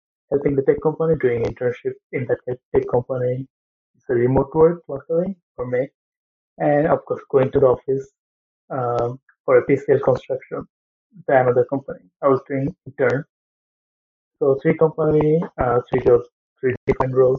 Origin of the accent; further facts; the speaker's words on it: Bangladesh; moved away as an adult; also born or lived in England; now in Canada; I'm from Bangladesh.